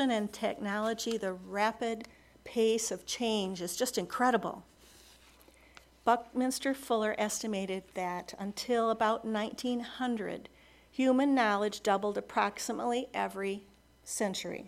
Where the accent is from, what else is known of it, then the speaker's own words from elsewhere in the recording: United States; There's a small private college near my hometown. It's called Beloit College